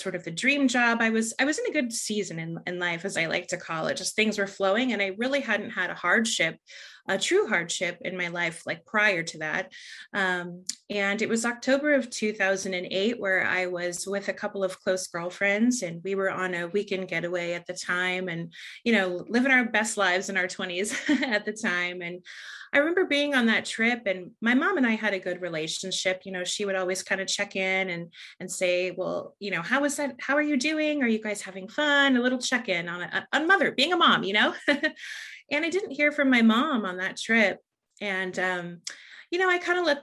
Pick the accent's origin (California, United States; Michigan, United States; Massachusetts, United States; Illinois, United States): California, United States; San Diego; also born or lived in Los Angeles, California; I grew up in San Diego, California